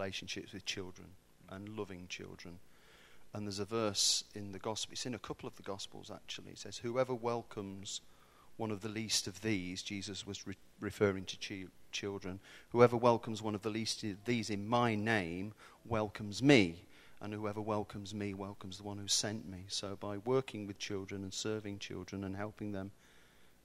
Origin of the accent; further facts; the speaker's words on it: Warwickshire, West Midlands, United Kingdom; moved away; I'm from the Midlands. Midlands. So I'm neither north or south. I'm not sure what I am, really. Kind of caught somewhere in the middle in Warwickshire, and I went to school there.